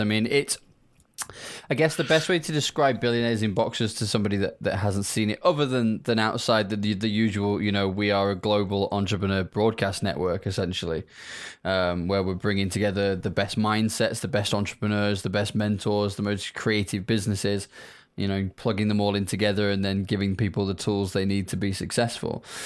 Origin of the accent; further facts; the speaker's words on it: United Kingdom; as people can probably hear from my accent, I am not from Africa. I'm from the U K